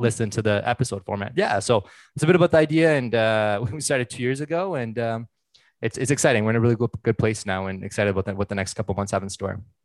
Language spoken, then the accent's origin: English; Ottawa, Ontario, Canada; moved away as an adult; now in Vancouver, Canada; born and raised in Ottawa, currently based out of Vancouver.